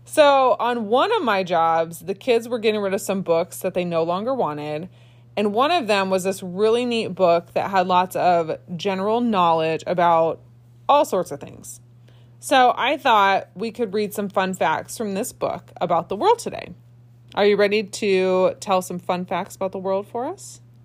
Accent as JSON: {"language": "English", "region": "Indiana", "country": "United States", "tie": "born or raised there", "moved": "yes", "lives_now": "Michigan, United States", "said": "I grew up in Indiana"}